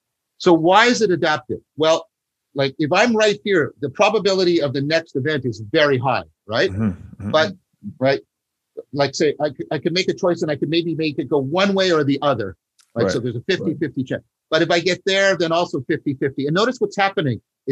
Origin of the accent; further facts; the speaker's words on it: Canada; I'm a Canadian